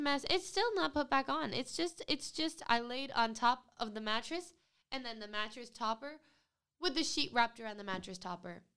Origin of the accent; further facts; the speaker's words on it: Rhode Island, United States; I'm from Rhode Island